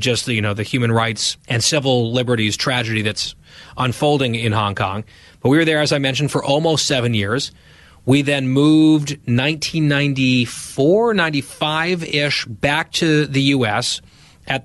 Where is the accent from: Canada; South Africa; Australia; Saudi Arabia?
Saudi Arabia; Dhahran, Eastern Province; born there; I was born March 1985. I was born in Saudi Arabia, in Dahran, Saudi Arabia. My dad was working over there.